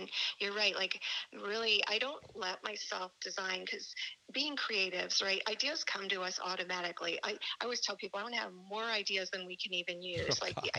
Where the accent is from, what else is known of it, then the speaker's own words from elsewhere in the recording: Chicago, Illinois, United States; first language German; English is a second language; I was born in Chicago to immigrant German parents and lived there for a little bit with all my German relatives. In fact, my first language was German. I've forgotten it since.